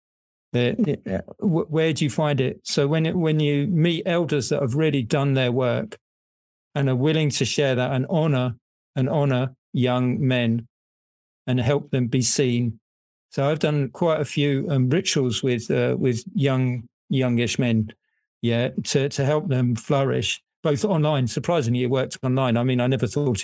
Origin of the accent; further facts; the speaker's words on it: England, United Kingdom; now in Netherlands; I'm English, I live in the Netherlands